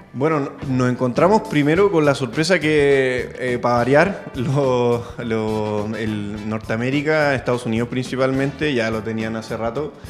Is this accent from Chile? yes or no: yes; San Felipe, Valparaíso, Chile; moved away as an adult; now in Santiago, Chile; Nosotros somos de San Felipe y llegamos a Santiago hace ocho años